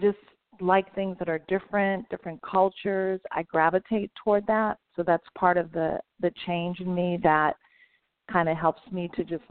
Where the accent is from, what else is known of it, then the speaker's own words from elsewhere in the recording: Virginia, United States; I grew up in Virginia